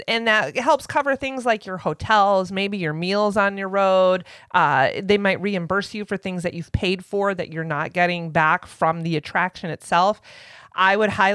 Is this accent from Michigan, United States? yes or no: yes; Michigan, United States; now in Florida, United States; I grew up learning about the natives of Michigan